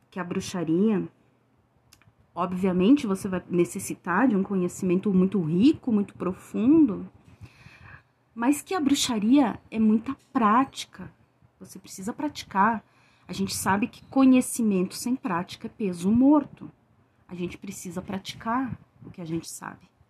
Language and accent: Portuguese; Rio Grande do Sul, Brazil; eu sou do Rio Grande do Sul.